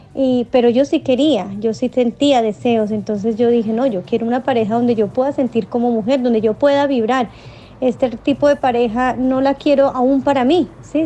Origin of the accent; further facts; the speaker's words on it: Colombia; now in Santiago, Chile; yo soy colombiana